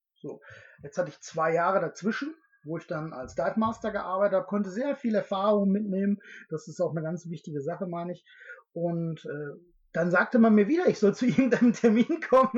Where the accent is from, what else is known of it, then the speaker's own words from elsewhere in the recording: Hamm, North Rhine-Westphalia, Germany; Aus Hamm.